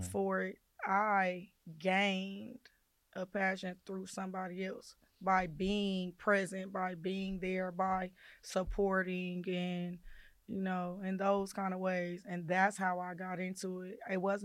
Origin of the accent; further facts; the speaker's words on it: Gardena, California, United States; I'm from Gardena. I grew up in Gardena